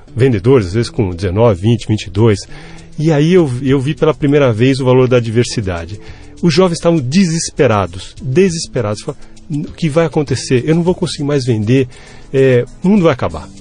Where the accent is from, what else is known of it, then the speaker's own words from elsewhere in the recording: Brazil; eu sou um cidadão brasileiro que paga os impostos